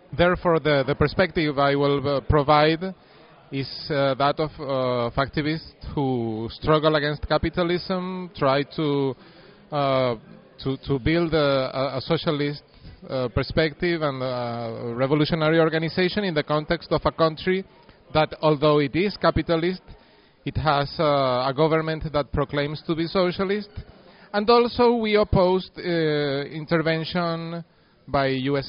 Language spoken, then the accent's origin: English; Mérida, Venezuela; my hometown of Merida